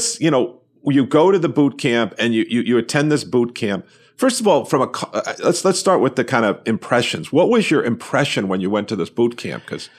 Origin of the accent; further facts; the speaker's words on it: New York, United States; I'm a New Yorker.